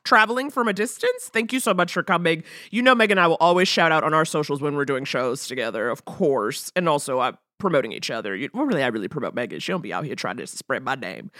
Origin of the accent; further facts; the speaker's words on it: New York, United States; also born or lived in Detroit; now in Los Angeles, United States; I'm growing up in New York, summers in Detroit.